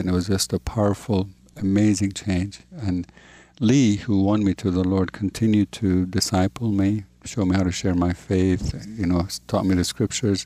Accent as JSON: {"language": "English", "country": "Jordan", "tie": "born or raised there"}